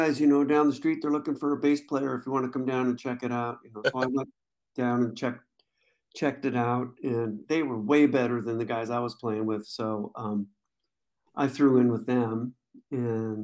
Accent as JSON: {"language": "English", "town": "Skyway", "region": "Washington", "country": "United States", "tie": "born or raised there", "also_born_or_lived": "Renton, Washington / Tacoma, Washington", "lives_now": "Seattle, United States", "said": "I was born in Renton, Washington, and then, when I was about three years old, we moved up to a place called Skyway, which is, you know, it's something between Seattle and Renton"}